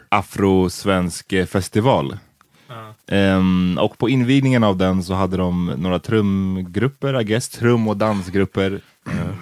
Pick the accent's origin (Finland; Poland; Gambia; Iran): Gambia; now in Sweden; Gambia, som jag är ifrån